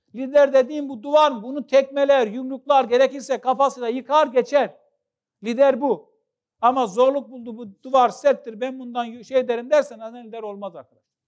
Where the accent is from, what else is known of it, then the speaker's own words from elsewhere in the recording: Trabzon, Turkey; Ben Trabzonluyum.